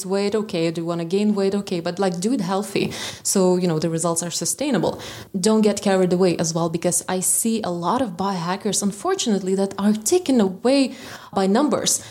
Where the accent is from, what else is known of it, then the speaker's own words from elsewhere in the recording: Vilnius, Vilnius County, Lithuania; also born or lived in London; I met there a couple of people who were actually also from Lithuania, as I was from Vilnius.